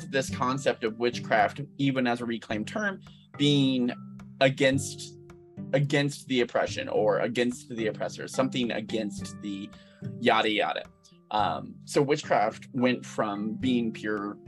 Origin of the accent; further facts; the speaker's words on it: United States; as an American